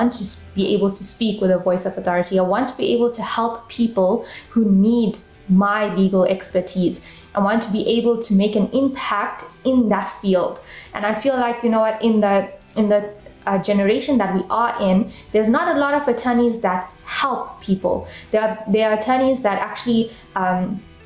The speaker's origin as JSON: {"language": "English", "town": "Durban", "region": "KwaZulu-Natal", "country": "South Africa", "tie": "born or raised there", "said": "I grew up in Durban, South Africa, and I'm still currently living there."}